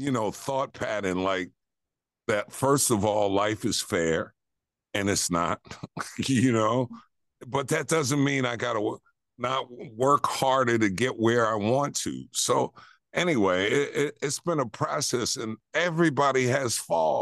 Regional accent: New York City, New York, United States; moved away; I grew up in Queens

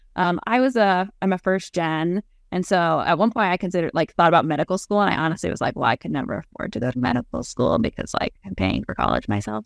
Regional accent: New England, United States; moved away as an adult; now in Nebraska, United States; I am originally from the East Coast. So I'm a New England girl

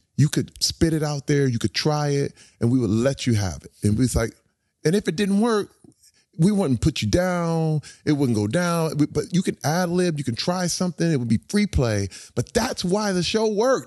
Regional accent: Flint, Michigan, United States; moved away; I grew up in Flint, Michigan

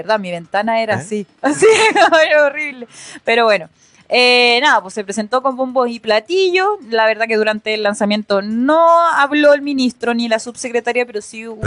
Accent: Chile

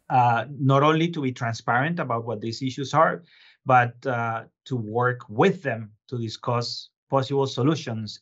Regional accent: Bogotá, Colombia; moved away as an adult; also born or lived in Boston / New York; now in Lowell, United States; I was originally born and raised in Colombia, but I've been living here for about two decades now

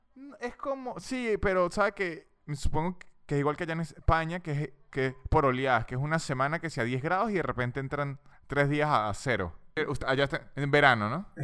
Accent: Venezuela; now in Argentina

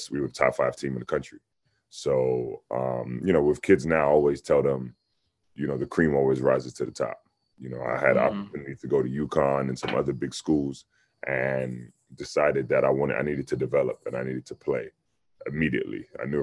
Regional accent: London, United Kingdom; moved away; North London

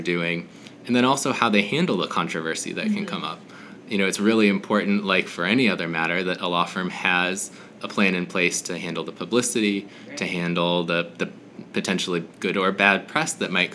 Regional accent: Minnesota, United States; I'm from Minnesota originally

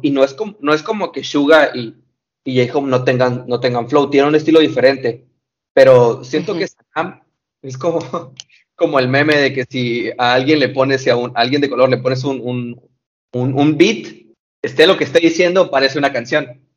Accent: Mexico; soy de México

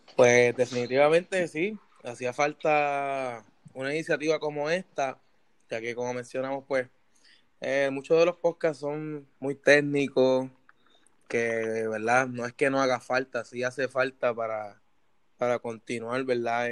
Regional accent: Puerto Rico; now in United States; desde mi perspectiva como puertorriqueño

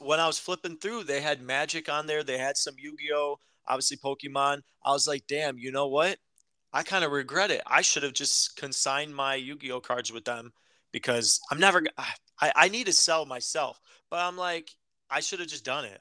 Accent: Chicago, Illinois, United States; we're from Chicago

